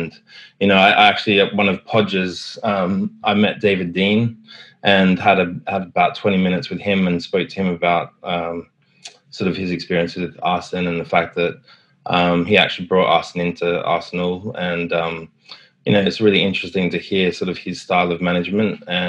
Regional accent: Sydney, New South Wales, Australia; now in United Kingdom; Yeah, so I was actually an architect in Sydney, working, studying to be an architect.

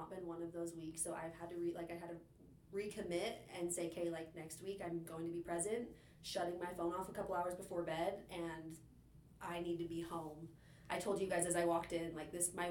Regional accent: Cache Valley, Utah, United States; I am from Cache Valley, so this is home for me.

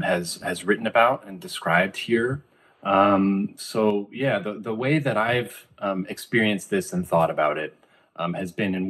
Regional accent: California, United States; I'm from the California coast, again, quiet in the sense that Santa Cruz beaches, you know, where I used to spend a lot of time, you don't have a lot of man-made noise

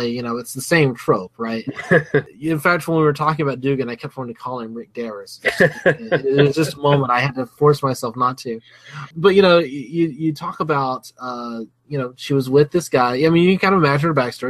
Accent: Alabama, United States; I grew up in Alabama

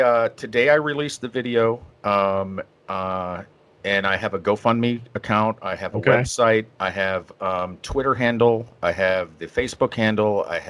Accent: Maine, United States; born there; because I was born in Maine, and so I haven't been there in 30 years.

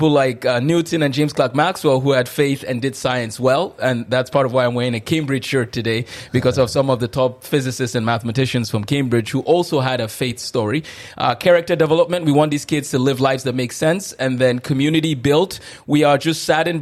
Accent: Nigeria; also born or lived in Duluth, Minnesota / Moorhead, Minnesota; now in United States; growing up in Nigeria

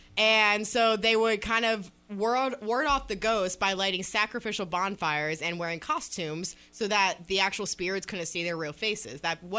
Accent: Columbus, Ohio, United States; where I grew up in Columbus, Ohio

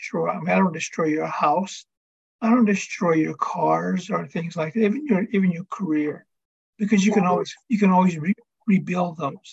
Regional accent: reservation in Northern Arizona, United States; I am half Hopi and half Navajo. Born and raised on the reservation here in Northern Arizona.

